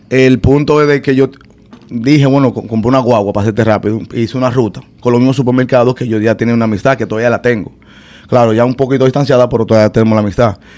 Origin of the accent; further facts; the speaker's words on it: New York, United States; now in Miami, United States; Pero sí, brother, yo soy de, barrio. Eh, bueno, me crié en Nueva York desde niño. Tengo aquí en Miami creo que 11 años.